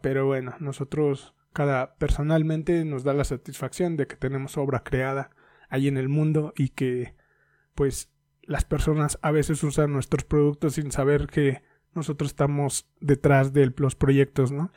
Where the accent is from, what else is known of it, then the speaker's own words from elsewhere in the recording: Mexico; Soy mexicano